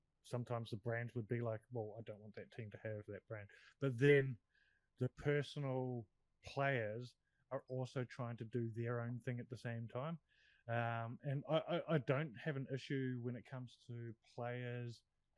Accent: New Zealand; me being a Kiwi

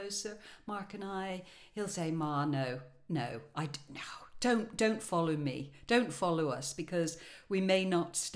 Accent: Ireland; moved away; I'm Irish.

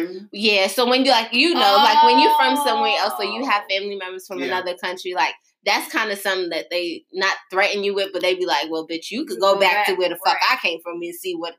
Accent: New York City, New York, United States; I'm from the Bronx.

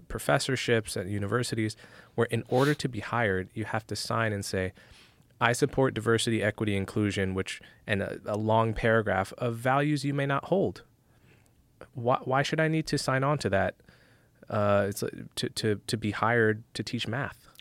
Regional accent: New Jersey, United States; moved away; I grew up in North Jersey right outside of New York

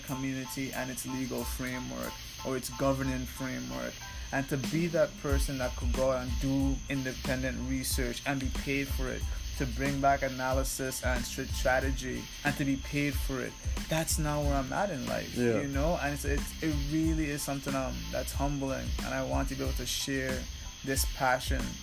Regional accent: U.S. Virgin Islands; moved away as an adult; now in United States; I'm not from America, right? Yeah. I'm from St. Croix

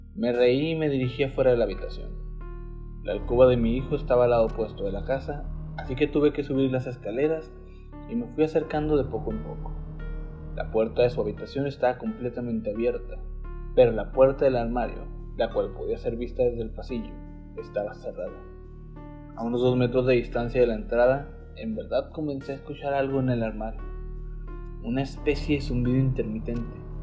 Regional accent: Mexico; como mexicano

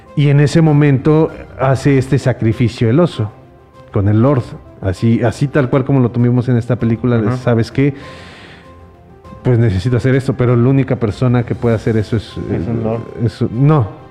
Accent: Mexico; como los mexicanos que decimos

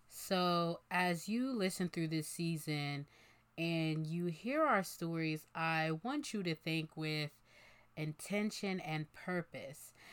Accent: Bensalem, Pennsylvania, United States; moved away as an adult; now in Philadelphia, United States; I am from Ben Salem, Pennsylvania, and that is where I spent most of the time in foster care.

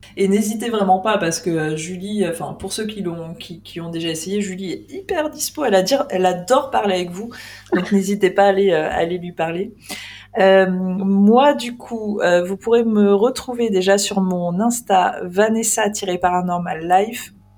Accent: Île-de-France, France; also born or lived in Lorraine; j'ai grandi en Ile-de-France.

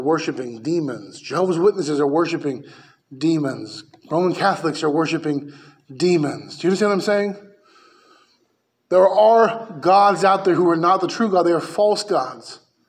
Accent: United States; I'm an American

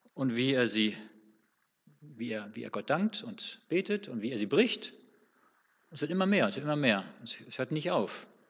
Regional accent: Northern Germany, Germany; now in Swabia, Germany; als Norddeutscher

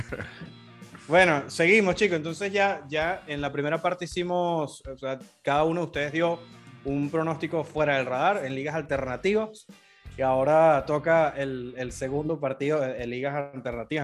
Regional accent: Caracas, Capital District, Venezuela; Soy de Caracas

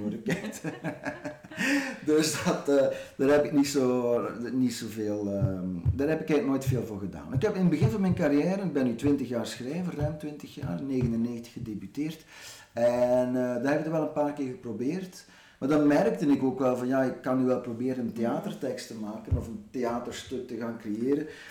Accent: Ghent, Flanders, Belgium; als Gentenaar

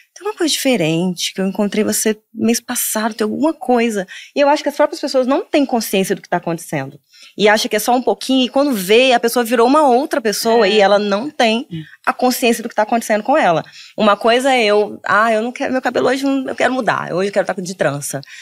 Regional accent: Minas Gerais, Brazil; now in Rio de Janeiro, Brazil; Sou mineira, hoje eu moro no Rio

